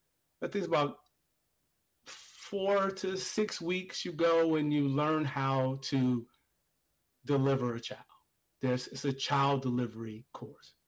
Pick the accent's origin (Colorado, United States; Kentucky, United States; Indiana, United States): Indiana, United States; Gary; I grew up in Gary, Indiana, where there was a steel mill.